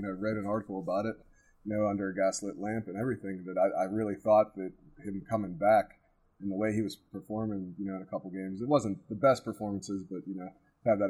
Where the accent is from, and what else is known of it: United States